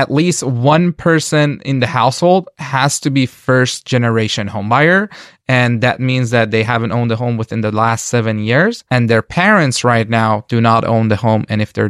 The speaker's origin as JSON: {"language": "English", "country": "Iran", "moved": "yes", "lives_now": "United States", "said": "I am an immigrant. We moved here from Iran."}